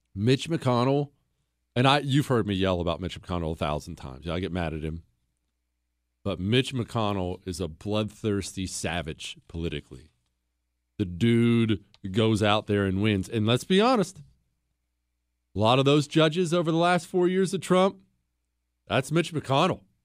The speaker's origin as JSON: {"language": "English", "region": "Montana", "country": "United States", "said": "I'm from Montana"}